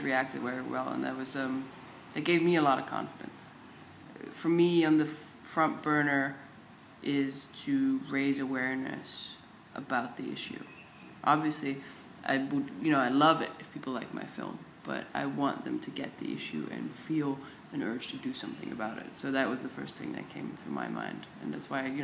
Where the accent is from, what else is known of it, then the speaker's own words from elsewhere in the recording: Austria; moved away as an adult; now in New York, United States; we're both from Austria